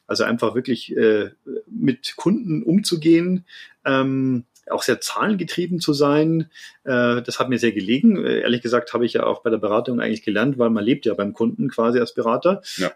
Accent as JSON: {"language": "German", "town": "Landshut", "region": "Bavaria", "country": "Germany", "tie": "born or raised there", "said": "ich bin äh, aufgewachsen in Landshut, äh, im Herzen Niederbayerns"}